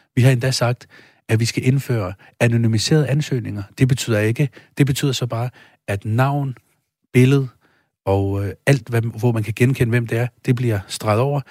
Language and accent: Danish; Denmark; Jeg kommer selv fra Stenbroen